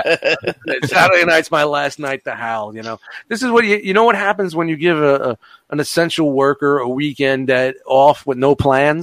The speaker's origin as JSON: {"language": "English", "town": "New York City", "region": "New York", "country": "United States", "tie": "born or raised there", "said": "growing up in Brooklyn"}